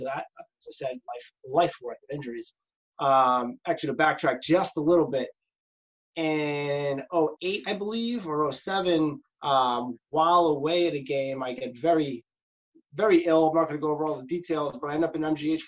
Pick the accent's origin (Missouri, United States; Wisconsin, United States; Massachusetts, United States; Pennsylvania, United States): Massachusetts, United States; Lynn; also born or lived in Cambridge, Massachusetts; Family's originally from East Cambridge, but I grew up mostly in Lynn